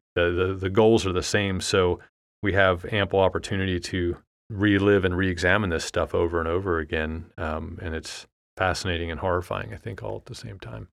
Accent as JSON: {"language": "English", "country": "United States", "said": "being American and a fourteen-year-old in, in the United States"}